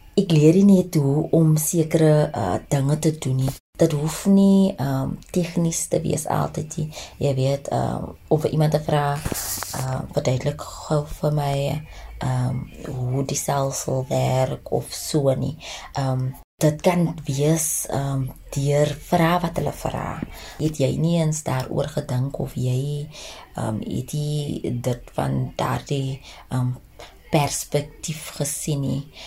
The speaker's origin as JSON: {"language": "Afrikaans", "town": "Cape Town", "region": "Western Cape", "country": "South Africa", "tie": "born or raised there", "moved": "as an adult", "lives_now": "Johannesburg, South Africa", "said": "ek is gebore in die Kaap."}